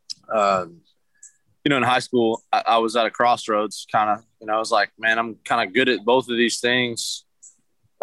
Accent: Nashville, Tennessee, United States; I'm from Nashville. I've lived here my whole life

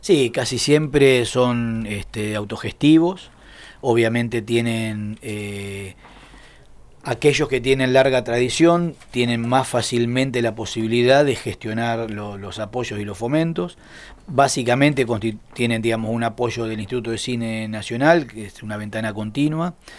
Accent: Junín, Buenos Aires Province, Argentina; moved away as an adult; now in La Plata, Argentina; yo soy bonaerense, nacido en Junín, provincia de Buenos Aires

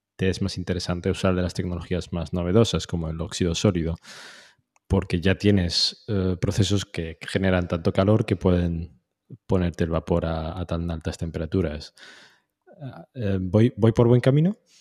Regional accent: Tetouan, Tanger-Tetouan-Al Hoceima, Morocco; un hombre de no, norte de Marruecos

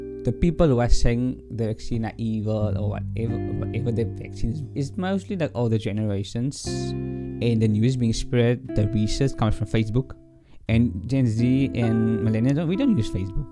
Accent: South Africa; as a South African

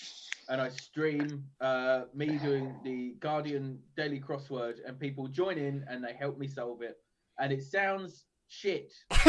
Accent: Dagenham, London, United Kingdom; I was the only comedian from Dagenham for a very long time.

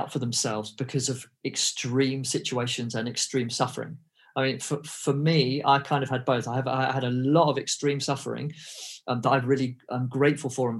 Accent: England, United Kingdom; I grew up in England. I had an English education.

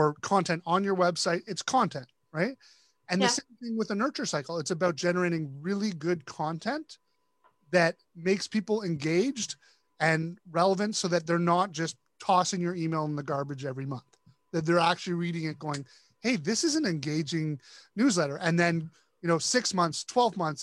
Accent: Canada; I'm Canadian

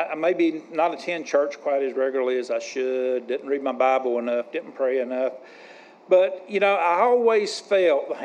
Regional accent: Denton, North Carolina, United States; also born or lived in Wilkes County, North Carolina; I was born in Denton, North Carolina, down Davidson County, in 1958. And we lived in Davidson County until I was 12 years old. And in 1970 is when we moved to Wilkes

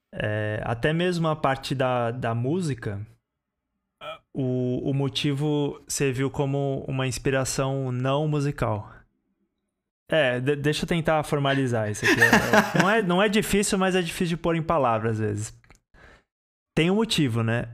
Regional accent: São Paulo, Brazil; eu sou de São Paulo

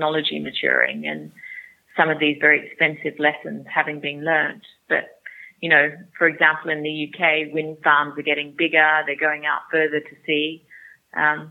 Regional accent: Australia; moved away as an adult; now in United Kingdom; I'm Australian, by the way, but I've lived here for 16 years.

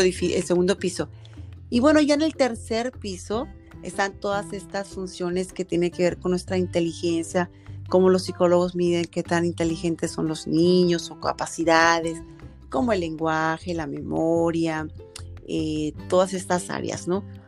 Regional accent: Mexico; somos mexicanas

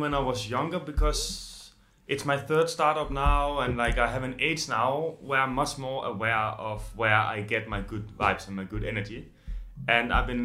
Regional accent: Copenhagen, Capital Region of Denmark, Denmark; moved away as an adult; now in Amsterdam, Netherlands; I'm originally from Copenhagen

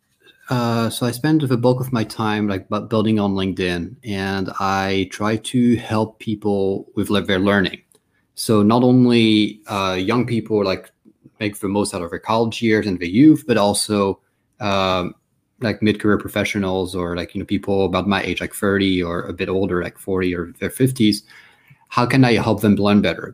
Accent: France; moved away; also born or lived in Washington, D.C., United States / United Kingdom; I moved to France, where I spent most of my childhood and teenage years

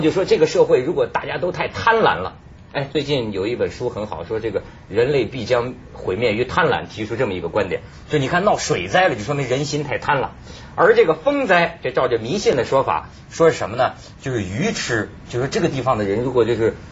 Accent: northern China, China; 我是北方人，在这个内陆

